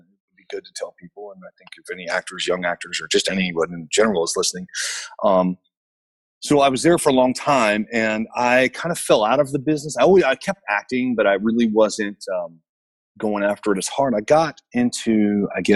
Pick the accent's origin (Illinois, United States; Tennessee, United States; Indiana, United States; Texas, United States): Tennessee, United States; Memphis; moved away as an adult; also born or lived in Los Angeles / New Orleans; I'm from Memphis, so it was like going home for me.